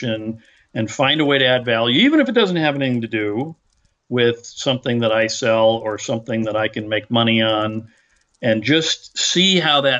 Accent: Derrick City, Pennsylvania, United States; I grew up in Derrick City

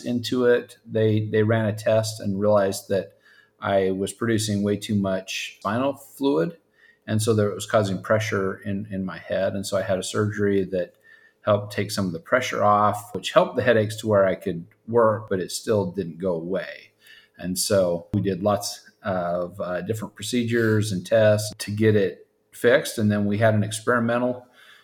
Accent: Utah, United States; moved away as an adult; also born or lived in Carrollton, Texas; now in Prosper, United States; I originally grew up as a farm boy in Utah

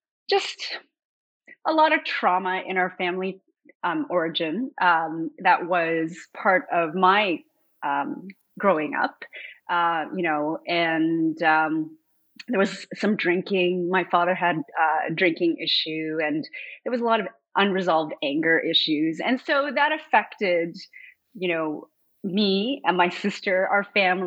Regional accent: Montreal, Quebec, Canada; moved away as an adult; now in Toronto, Canada; I was born in Montreal.

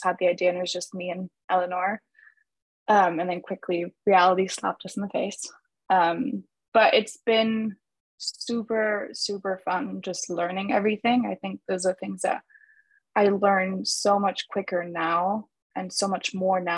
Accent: Italy; moved away as an adult; also born or lived in Germany / Madrid, Spain; now in Los Angeles, United States; I grew up in Italy my whole life

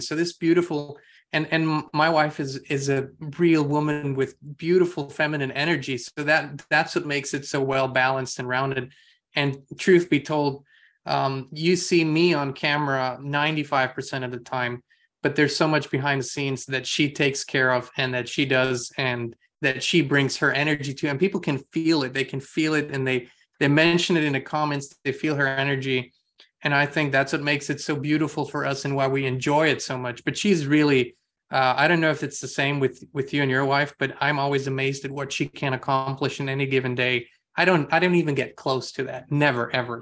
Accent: Austria; moved away; I'm from Europe originally, um, and grew up in Austria

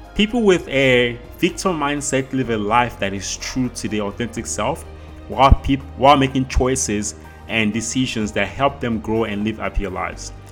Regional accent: South Africa; I grew up in South Africa, which is where I currently live.

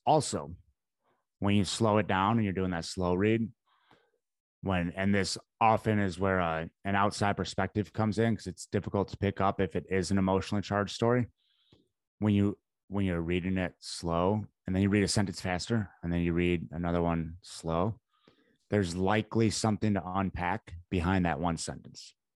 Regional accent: Midwest, United States; I grew up in the Midwest

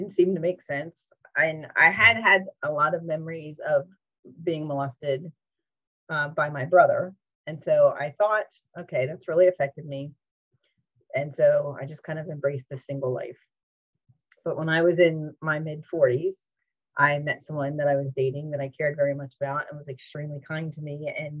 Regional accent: New Jersey, United States; moved away as an adult; now in Orlando, United States; I'm originally from New Jersey, relocated in 2008

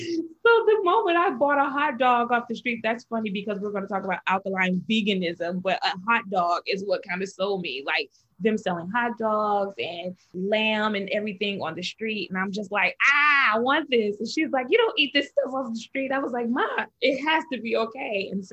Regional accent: Chicago, Illinois, United States; moved away as an adult; now in New York, United States; I am a girl from Chicago who grew up in the church

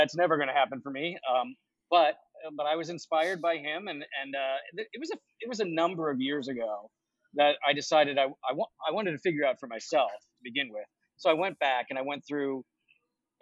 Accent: Virginia, United States; also born or lived in Worcester, Massachusetts; We moved when I was very young to Virginia, and I spent, you know, the bulk of my childhood growing up in Virginia

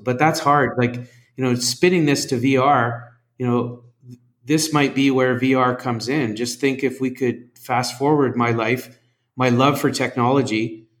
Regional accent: Western Canada, Canada; moved away as an adult; now in Singapore; Growing up in Canada, mm. even on the west side, you know we're we're supposed to learn French

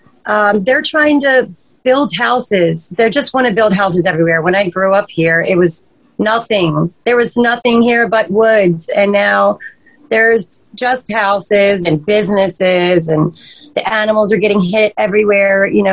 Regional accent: Maryland, United States; I actually grew up here.

